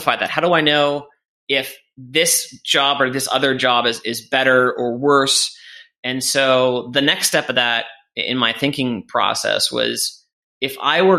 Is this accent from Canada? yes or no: yes; Canada; moved away as an adult; also born or lived in England; I'm Canadian, and I moved over